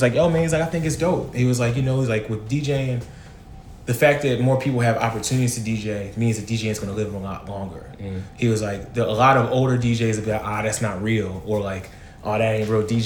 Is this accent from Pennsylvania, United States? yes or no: yes; Philadelphia, Pennsylvania, United States; moved away; I'm from Philly